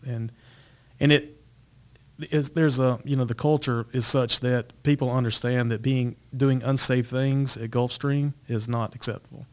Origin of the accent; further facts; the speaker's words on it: Eden, North Carolina, United States; I grew up also in North Carolina, um, little town called Eden, North Carolina, Rockingham County